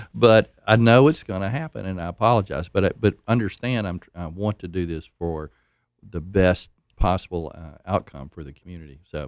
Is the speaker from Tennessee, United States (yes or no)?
yes; Nashville, Tennessee, United States; moved away as an adult; now in Oak Ridge, United States; I grew up in Nashville